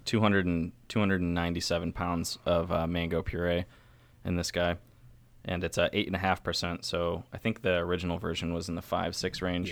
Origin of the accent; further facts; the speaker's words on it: New York, United States; now in Baltimore, United States; I'm from New York State